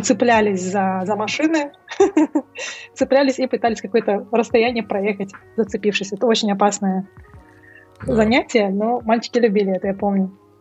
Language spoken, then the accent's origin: Russian; Aktobe, Aktobe Region, Kazakhstan; moved away; Я родилась и выросла в Актубе